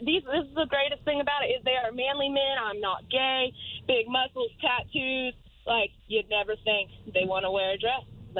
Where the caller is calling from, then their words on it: Fort Gibson, Oklahoma, United States; I am calling from Fort Gibson, Oklahoma.